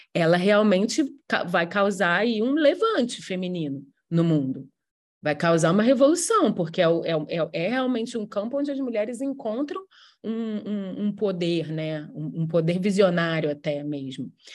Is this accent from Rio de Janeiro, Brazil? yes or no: yes; Rio de Janeiro, Brazil; Eu sou carioca